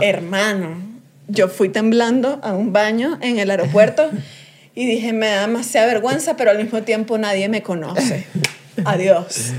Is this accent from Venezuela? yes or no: yes; Venezuela; now in Mexico